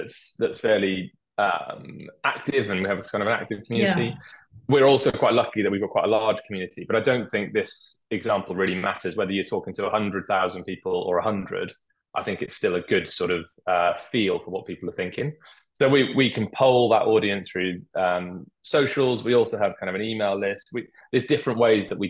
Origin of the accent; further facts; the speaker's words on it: Wales, United Kingdom; I'm Welsh